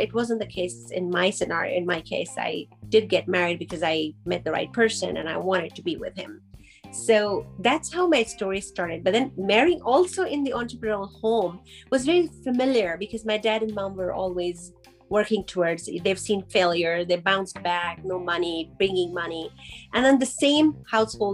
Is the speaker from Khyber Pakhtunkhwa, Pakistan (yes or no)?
no; Karachi, Sindh, Pakistan; now in Calgary, Canada; I was born in Karachi, Pakistan, and growing up there